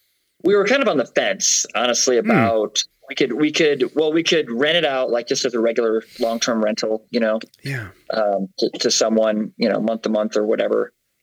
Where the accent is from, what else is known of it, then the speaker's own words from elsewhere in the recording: Michigan, United States; also born or lived in South Carolina / Florida / Massachusetts / Vermont; now in Salt Lake City, United States; No, I'm from Michigan.